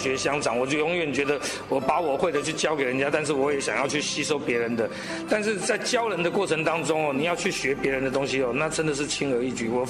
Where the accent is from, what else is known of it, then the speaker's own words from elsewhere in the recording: Taipei, Taiwan; 然后就在台北嘛，台北的小孩子，然后从小就在台北长大